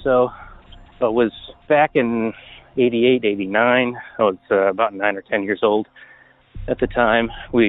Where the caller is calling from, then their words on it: Portland, Oregon, United States; also born or lived in La Crosse, Wisconsin; I'm calling from Portland, Oregon.